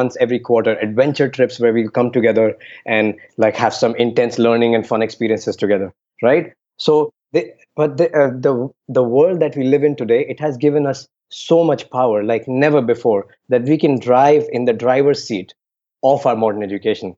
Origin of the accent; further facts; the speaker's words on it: Delhi, India; I grew up in Delhi, which means arrogant for no reason